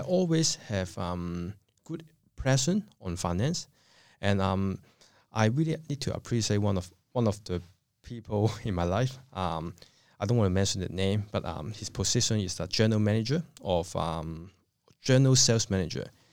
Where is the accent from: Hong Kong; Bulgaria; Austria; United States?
Hong Kong; moved away as an adult; now in Australia; I come from Hong Kong. I came to Australia in two thousand two.